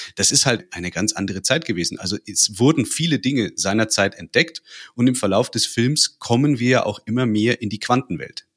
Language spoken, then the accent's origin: German; North Rhine-Westphalia, Germany; now in Bavaria, Germany; Ich bin gebürtig in Nordrhein-Westfalen, wohne aber schon seit Ewigkeiten in Bayern